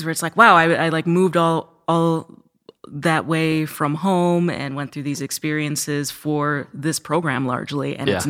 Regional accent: Roscoe, Illinois, United States; I'm actually from Roscoe, Illinois, kind of north central Illinois.

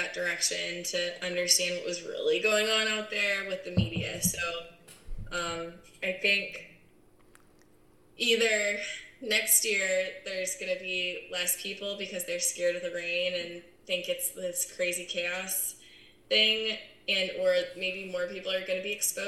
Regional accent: San Diego, California, United States; also born or lived in Charleston, South Carolina; I'm born and raised in San Diego

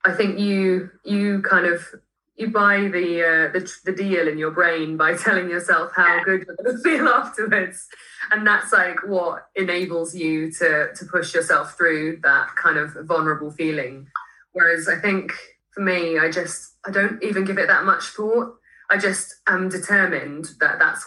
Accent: Marlow, South East England, United Kingdom; I grew up near rivers on the Thames in Marlow

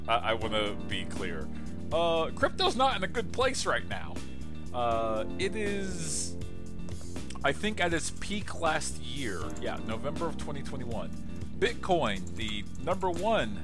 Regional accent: United States; as an American

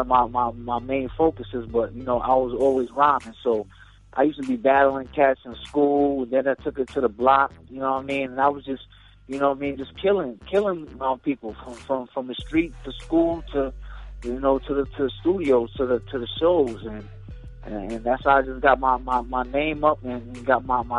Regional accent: Brooklyn, New York, United States; now in Boston, United States; I'm from Brooklyn, you know what I mean, by way of Boston. I've been out here in Boston putting in work for years now. So, I represent both cities.

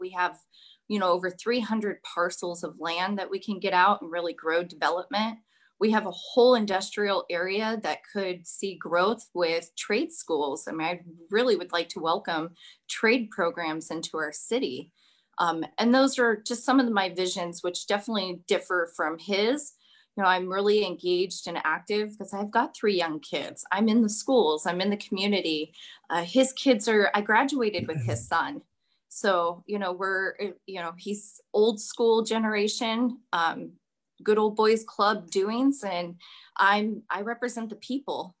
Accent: Kenai, Alaska, United States; I was born and raised here in Kenai

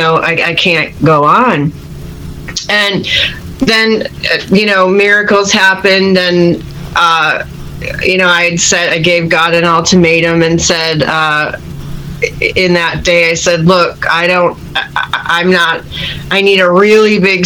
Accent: Chicago, Illinois, United States; moved away; also born or lived in San Francisco Bay Area, United States / Los Angeles, United States; I'm from Chicago originally

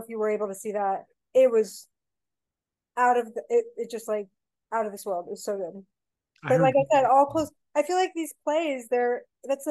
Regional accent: San Miguel de Allende, Guanajuato, Mexico; first language Spanish; English is a second language; moved away; also born or lived in Texas; I grew up in a town in Mexico called San Miguel de Allende

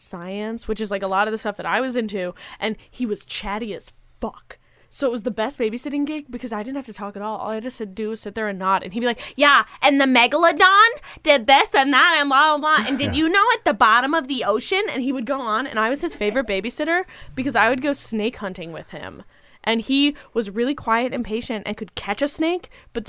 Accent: Wisconsin, United States; growing up in Wisconsin.

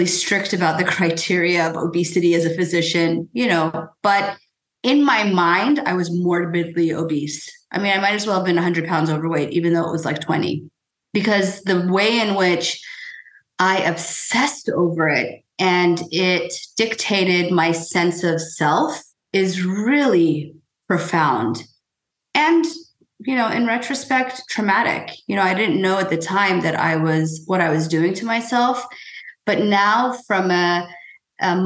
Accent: United States; first language Persian; English is a second language; I was born in the United States, but my parents, you know, while very much rooted in American values, were also very much rooted in Persian values and culture. And so I learned to speak Farsi before I learned to speak English

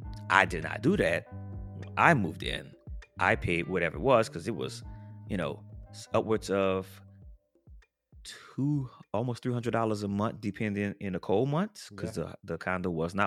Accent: New Orleans, Louisiana, United States; Now, I grew up in New Orleans. Hurricanes happen all the time. New Orleans is also below sea level.

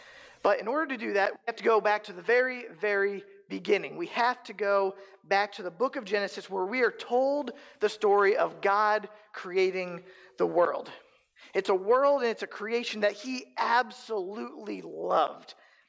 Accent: East Coast, United States; now in Council Bluffs, United States; I'm originally from the East Coast, and I moved to Omaha for a year

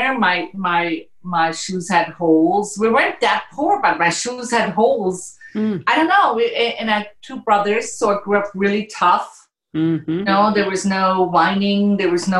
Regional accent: Rapperswil, St. Gallen, Switzerland; moved away; I grew up in outside of Rapperswil, which is a small town.

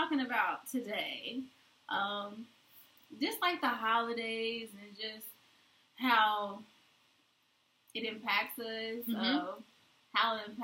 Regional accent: Kentucky, United States; moved away; growing up in Kentucky, we for sure get all the seasons

